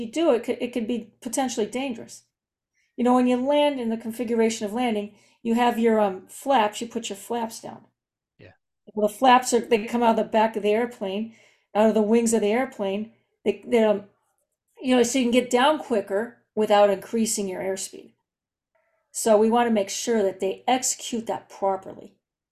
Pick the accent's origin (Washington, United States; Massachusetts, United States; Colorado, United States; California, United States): California, United States; Southern; I was born in Southern California. Was raised in Southern California, and I've only lived in the state.